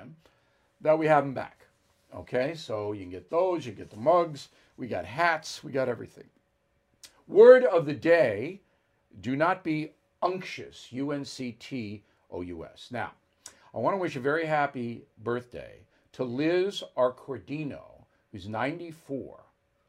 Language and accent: English; United States; also born or lived in England; I'm American citizen, not a British subject